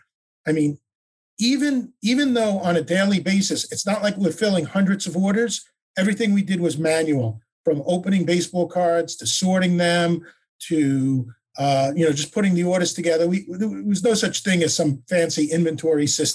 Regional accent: Oceanside, New York, United States; moved away as an adult; now in Coconut Creek, United States; originally from Oceanside, New York

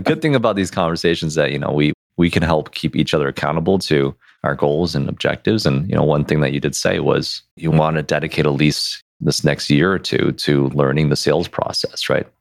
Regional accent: Detroit, Michigan, United States; we're from Detroit

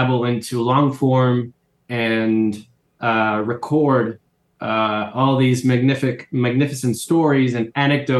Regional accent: Caracas, Capital District, Venezuela; moved away as an adult; now in New York, United States; Most of my friends also were living in Caracas, in my hometown

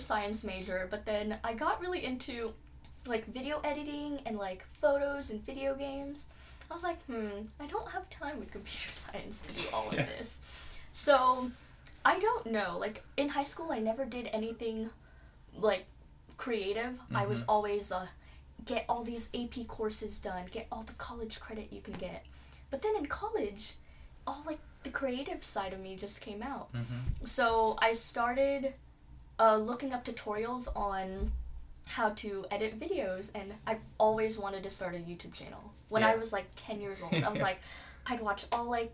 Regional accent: Kansas, United States; also born or lived in Philippines; I was born and raised in the Philippines, moved here around when I was 7 years old, and ever since then I've been here in the lovely state of Kansas

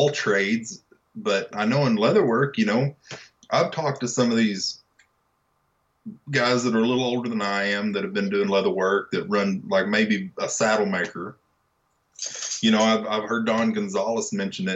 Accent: Wichita Falls, Texas, United States; I'm from Wichita Falls

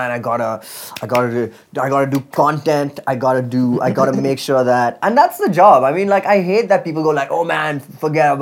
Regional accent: Dubai, United Arab Emirates; moved away; I grew up in Dubai

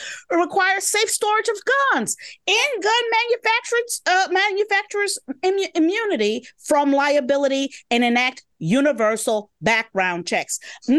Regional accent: Chicago, Illinois, United States; Growing up in Chicago, block parties are really important parts of the community.

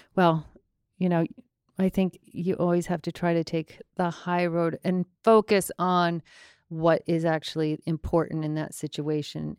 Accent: Longmeadow, Massachusetts, United States; I'm from Long Meadow, Massachusetts

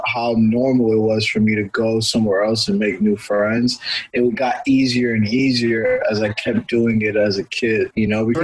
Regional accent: Houston, Texas, United States; also born or lived in Washington, D.C. / Virginia / Maryland / Louisiana; They moved here, and I was born in D.C. I grew up in Houston.

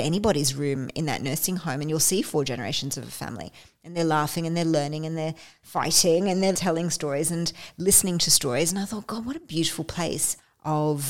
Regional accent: Australia; also born or lived in London; I'm Australian

